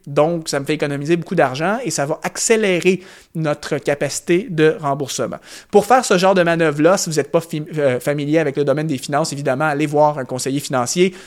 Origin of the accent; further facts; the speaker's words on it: Canada; par chez nous au Canada